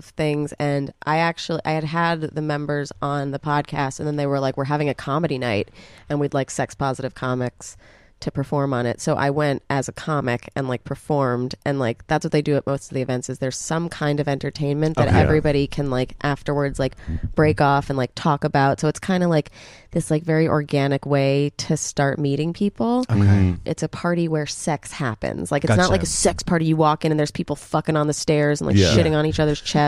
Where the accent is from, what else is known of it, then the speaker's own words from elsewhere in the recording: New York City, New York, United States; we grew up in New York City